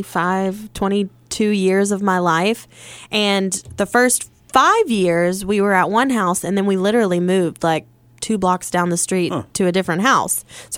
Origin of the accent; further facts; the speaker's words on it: Missionary Ridge, Georgia side, United States; I grew up on Missionary Ridge, but the Georgia side.